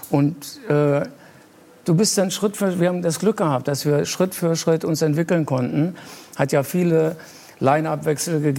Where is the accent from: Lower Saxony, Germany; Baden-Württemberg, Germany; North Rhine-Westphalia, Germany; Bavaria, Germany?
Lower Saxony, Germany; ich komme auch aus Niedersachsen